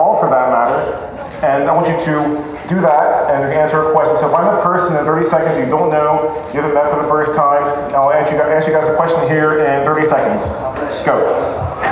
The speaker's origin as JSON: {"language": "English", "town": "Cincinnati", "region": "Ohio", "country": "United States", "tie": "born or raised there", "said": "I grew up in Cincinnati"}